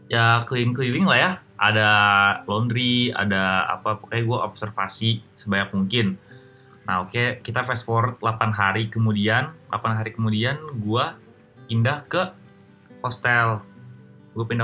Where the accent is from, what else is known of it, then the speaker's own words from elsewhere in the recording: Jakarta, Indonesia; kayak kayak gue sebagai orang Jakarta ini gue for the first time ngomong